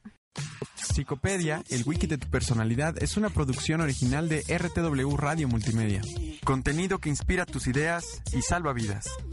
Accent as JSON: {"language": "Spanish", "country": "Mexico", "tie": "born or raised there", "said": "yo fui criado en México"}